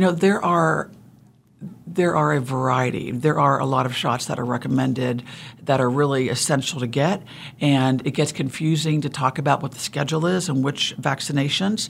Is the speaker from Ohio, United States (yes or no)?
yes; Ohio, United States; also born or lived in Kansas; now in Wichita, United States; originally I'm from Ohio